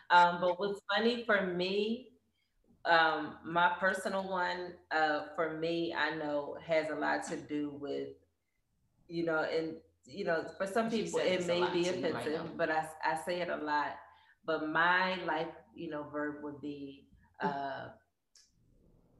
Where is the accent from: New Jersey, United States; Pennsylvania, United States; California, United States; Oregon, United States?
Pennsylvania, United States; Philadelphia; moved away as an adult; now in Arizona, United States; I'm from Philly.